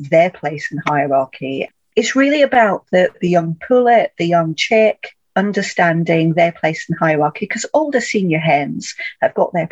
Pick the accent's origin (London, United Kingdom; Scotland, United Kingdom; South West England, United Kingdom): Scotland, United Kingdom; I grew up in Scotland as well